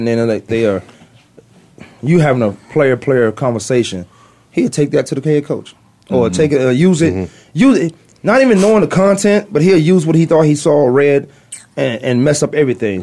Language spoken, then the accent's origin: English; Virginia, United States; I'm from Virginia